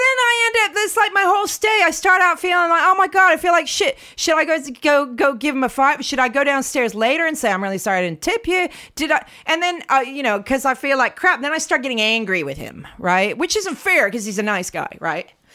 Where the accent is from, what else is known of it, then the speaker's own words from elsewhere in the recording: United States; now in London, United Kingdom; I'm from the states